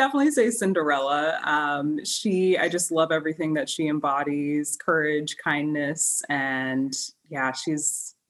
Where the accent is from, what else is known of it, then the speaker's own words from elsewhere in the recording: Orlando, Florida, United States; now in San Francisco, United States; I actually grew up, I'm from Orlando, Florida.